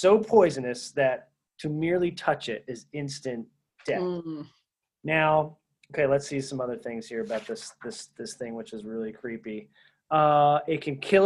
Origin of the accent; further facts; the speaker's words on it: Philadelphia, Pennsylvania, United States; I grew up in Philadelphia